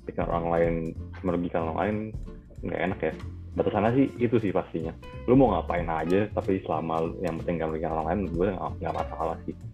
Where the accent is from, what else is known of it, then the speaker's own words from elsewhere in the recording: Cirebon, West Java, Indonesia; eh, gue jauh, gue gue dari Cirebon